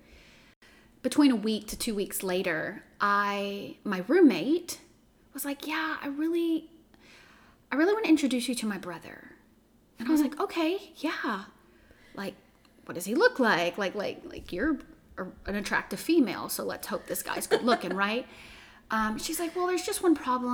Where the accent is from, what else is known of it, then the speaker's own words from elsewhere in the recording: Chauvin, Louisiana, United States; also born or lived in Houma, Louisiana; I was born in Houma, but spent most of my life in Chauvin, which is down the bayou